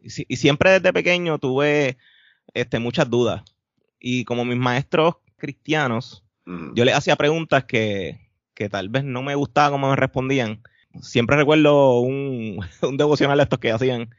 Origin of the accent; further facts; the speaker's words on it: Carolina, Puerto Rico; también me crié en Carolina